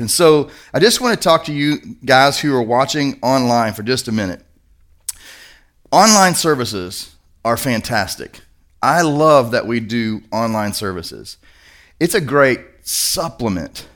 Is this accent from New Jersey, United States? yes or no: no; Kentucky, United States; I'm from Kentucky